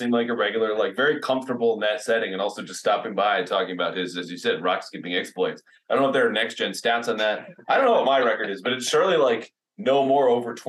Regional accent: Northeast, United States; we're from the Northeast

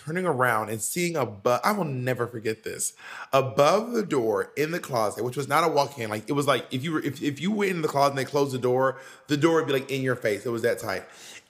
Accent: Atlanta, Georgia, United States; moved away; I grew up in Atlanta. I did not grow up in the woods of Wisconsin.

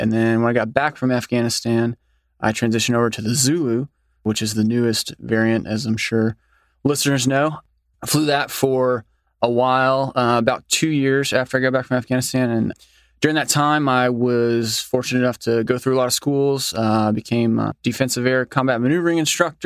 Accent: Graham, Texas, United States; from a small town in Texas called Graham, Texas

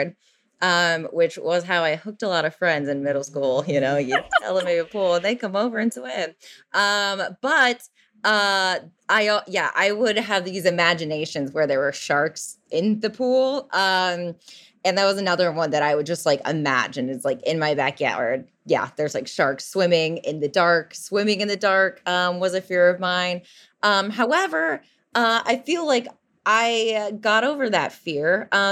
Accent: Lake Michigan, Midwest, United States; I grew up right on Lake Michigan.

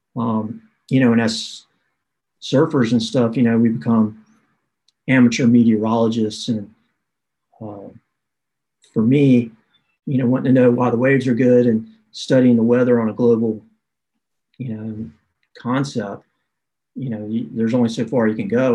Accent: the South, United States; I grew up in the South where you where you uh, are taught yes ma'am, no ma'am

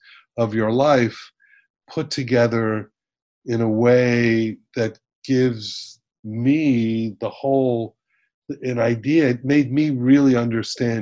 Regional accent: Miami Beach, Florida, United States; I was born in Miami Beach, raised in Miami Beach

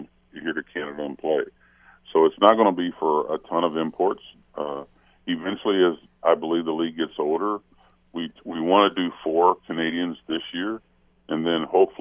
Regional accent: Middletown, Ohio, United States; moved away; also born or lived in Milwaukee / Toronto; Our arch rival in high school, I'm from Middletown, Ohio, was Hamilton, Big Blue.

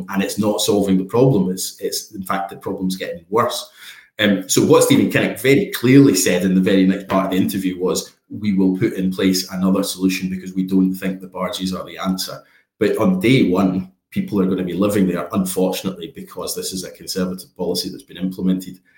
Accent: Scotland, United Kingdom; But I'm here as a Scottish Labour MP

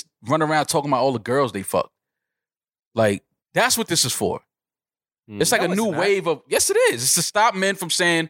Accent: New York City, New York, United States; I'm from New York City. I grew up around bad bitches my entire life, bro.

